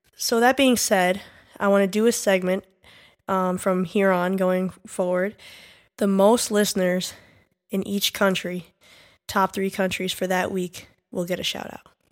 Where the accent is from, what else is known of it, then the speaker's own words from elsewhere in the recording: New York, United States; We are specifically from New York